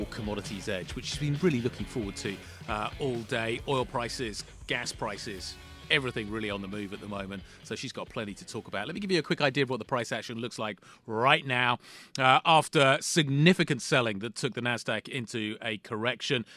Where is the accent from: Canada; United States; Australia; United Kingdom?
United Kingdom; me being British